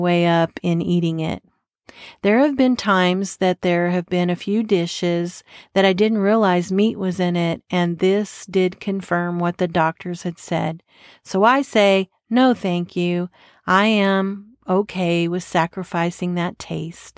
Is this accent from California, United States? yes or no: no; Texas, United States; I'm from Texas